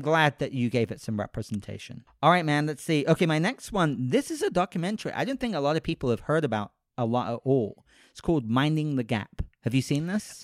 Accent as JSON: {"language": "English", "country": "United Kingdom", "moved": "yes", "said": "I'm British, so I didn't grow up with Mister Rogers"}